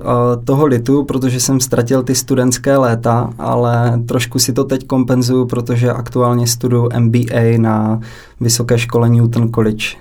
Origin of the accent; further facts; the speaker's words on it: Hranice, Olomouc Region, Czechia; kousíček od města hranice, odkud pocházím